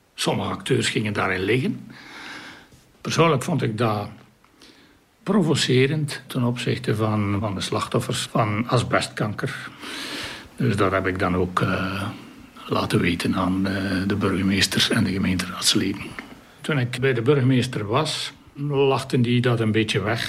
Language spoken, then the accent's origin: Dutch; Kemzeke, Flanders, Belgium; now in Oudenaarde, Belgium; Ik ben afkomstig van Kemzeke, vlakbij Sint-Niklaas.